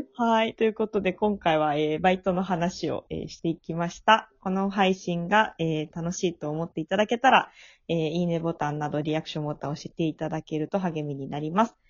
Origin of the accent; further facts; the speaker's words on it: Japan; moved away as an adult; now in Tokyo, Japan; 私もね、地元は東京じゃなくて、あの、地方なんですけど